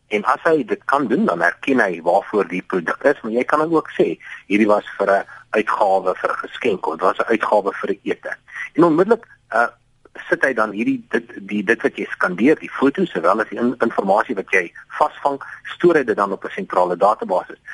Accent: Johannesburg, Gauteng, South Africa; moved away as an adult; now in Cape Town, South Africa; Ek is wel meer van Johannesburg

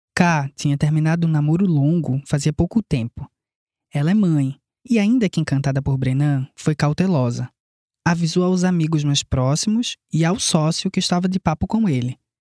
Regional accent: Pernambuco, Brazil; Não sei se dá para perceber fácil pelo sotaque, mas eu e ele somos pernambucanos

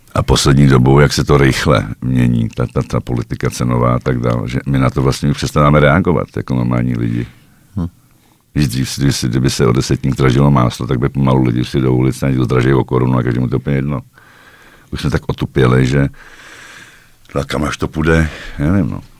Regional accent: Czechia; moved away as an adult; now in Slovakia; jsem Čech

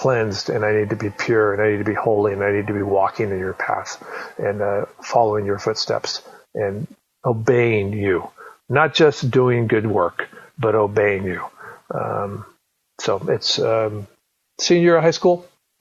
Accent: Southern California, United States; I grew up in Southern California

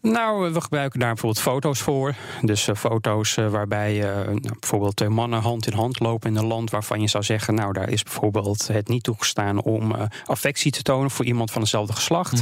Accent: Netherlands; wij als Nederlanders

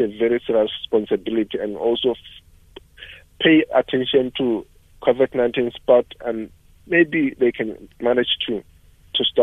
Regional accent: South Africa

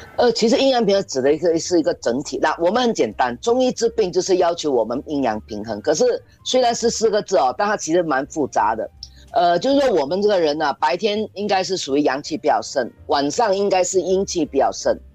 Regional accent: Singapore; 我觉得我们新加坡人很多人就缺了一个玩字

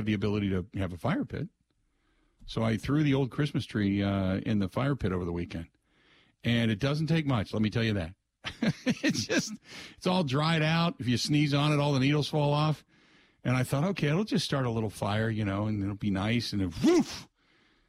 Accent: Cincinnati, Ohio, United States; when I grew up in Ohio, same thing in Cincinnati, we grew up in a township

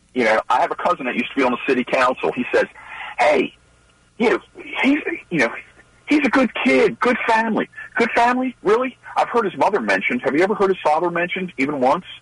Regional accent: Baltimore, Maryland, United States; born and raised in Baltimore City

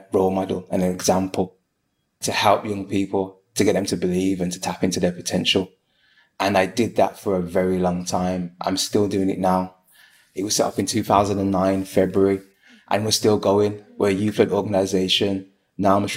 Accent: Birmingham, West Midlands, United Kingdom; I am from Birmingham.

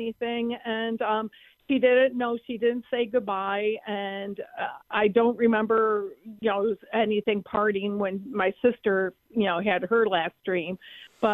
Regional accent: Buffalo, New York, United States; where I grew up in South Buffalo

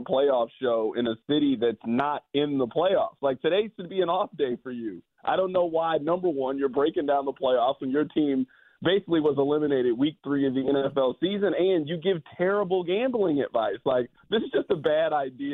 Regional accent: Midwest, United States; I grew up in the Midwest, didn't go to school out east

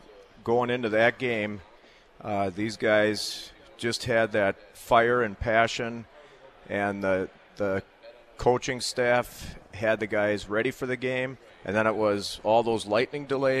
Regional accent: Hartford, Wisconsin, United States; I grew up in Hartford and went to Hartford High School.

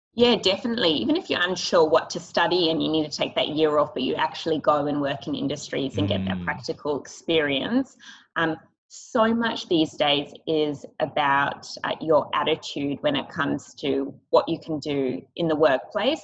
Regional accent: Sydney, New South Wales, Australia; we grew up in Sydney and the North Shore

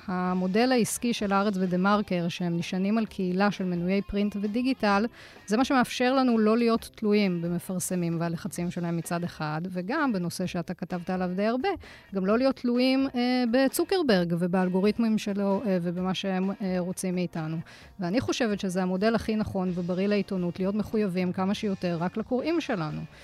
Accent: Jerusalem, Jerusalem District, Israel; גדלתי במשפחה דתית בירושלים, אה, להורים שעלו מצרפת

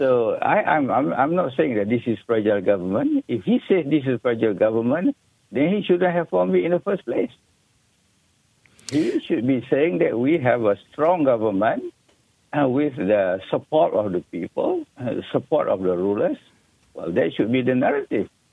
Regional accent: Malaysia; we as Malaysian

